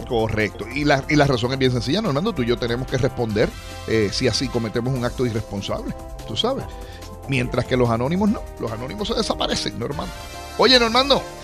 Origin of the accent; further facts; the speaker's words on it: Aguadilla, Puerto Rico; en mi pueblo de Aguadilla